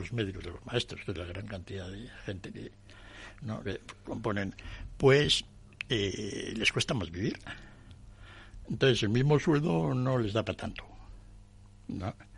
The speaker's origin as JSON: {"language": "Spanish", "town": "Madrid", "region": "Community of Madrid", "country": "Spain", "said": "podríamos los, españoles, los madrileños"}